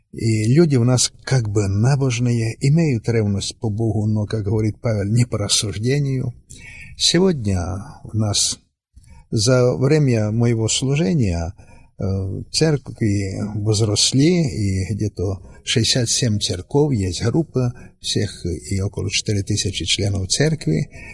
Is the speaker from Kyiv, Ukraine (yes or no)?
no; Western Ukraine, Zakarpattia Oblast, Ukraine; Я сам приехал с Украины, с Западной Украины